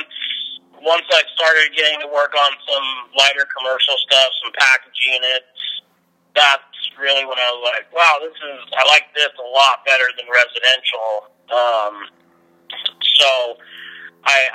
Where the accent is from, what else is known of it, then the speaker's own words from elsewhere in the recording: Lake Stevens, Washington, United States; also born or lived in Phoenix, Arizona / Mount Vernon, Washington; our house that I grew up in Lake Stevens